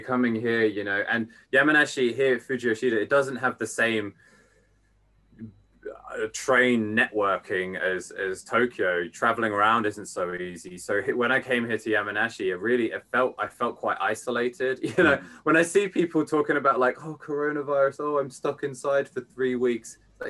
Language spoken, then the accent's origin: English; England, United Kingdom; now in Japan; but also the fact that I am English makes me more attractive in a lot of ways.